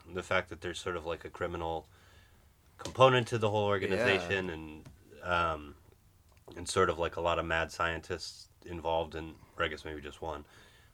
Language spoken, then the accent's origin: English; Maine, United States; moved away; also born or lived in Providence; growing up in Maine